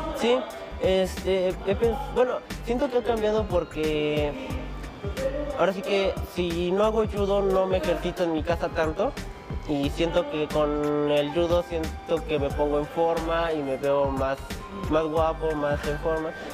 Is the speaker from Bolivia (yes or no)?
no; Mexico; como mexicano